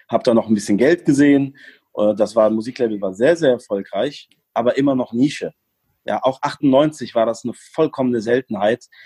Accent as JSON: {"language": "German", "country": "Germany", "tie": "born or raised there", "also_born_or_lived": "Morocco", "said": "Ähm, ich bin gebürtiger Marokkaner, bin aber in Deutschland aufgewachsen."}